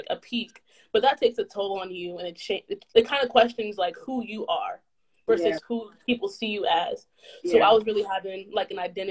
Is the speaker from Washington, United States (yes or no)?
no; Anchorage, Alaska, United States; moved away as an adult; now in Virginia, United States; I'm originally from Anchorage, Alaska, but I currently go to school in Virginia at Virginia State University.